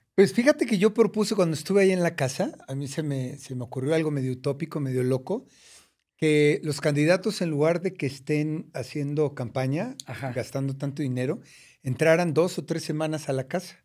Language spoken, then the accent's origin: Spanish; Mexico City, Mexico; also born or lived in United States; Nací en, en la colonia San Lorenzo Chicoténcatl, en una colonia de escasos, muy escasos recursos, esa es la verdad. Este, y, de allá vengo de, de, Iztapalapa